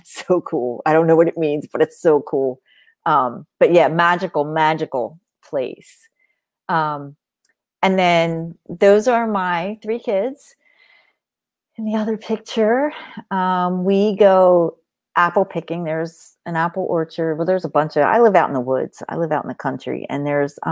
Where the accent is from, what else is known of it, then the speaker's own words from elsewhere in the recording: Long Beach Island, New Jersey, United States; now in Pennsylvania, United States; I grew up on Long Beach Island, New Jersey. I spent all of my summers there and some of my winters.